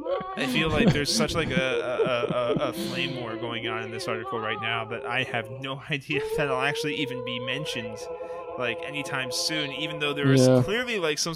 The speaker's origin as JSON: {"language": "English", "country": "United Kingdom", "said": "This is us being British right here."}